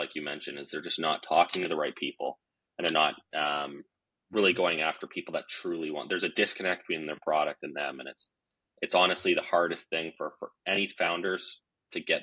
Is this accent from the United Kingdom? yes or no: no; Vancouver, British Columbia, Canada; I'm from Vancouver, British Columbia.